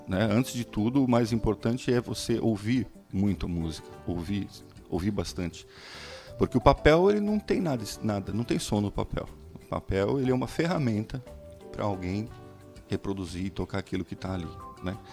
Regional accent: Brazil

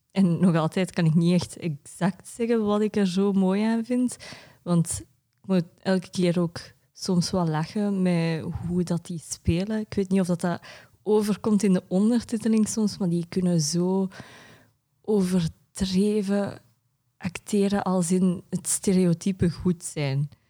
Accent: Tokyo, Japan; also born or lived in Jette, Belgium; maar officieel op mijn Japans paspoort ben ik van Onomichi. Maar ik was daar nog nooit geweest, omdat ik in Japan in Tokio ben opgegroeid.

